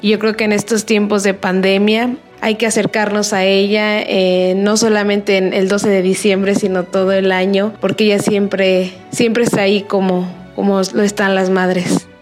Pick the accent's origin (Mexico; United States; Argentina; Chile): Mexico; como mexicano